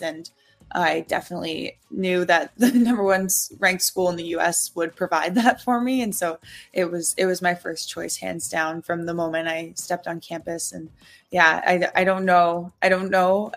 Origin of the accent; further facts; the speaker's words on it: Bowmanville, Ontario, Canada; moved away as an adult; now in Ottawa, Canada; Bowmanville was our home base for the last 24 years